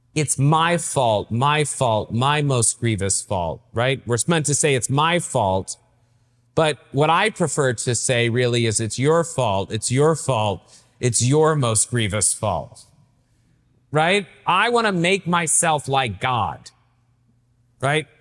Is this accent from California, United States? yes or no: no; East Tennessee, United States; moved away; also born or lived in Boston; I grew up in East Tennessee, right? And Uh, I lived in a little town called Merrillville